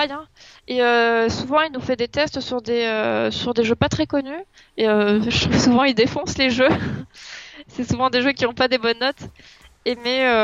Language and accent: French; Toulouse, Occitania, France; born there; Je suis né à Toulouse en 1996.